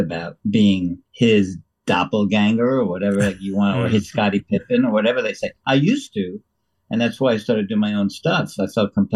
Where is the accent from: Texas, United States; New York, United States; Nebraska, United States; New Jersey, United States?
New York, United States; I had a house in the Sheffield in the Berkshires because I'm from New York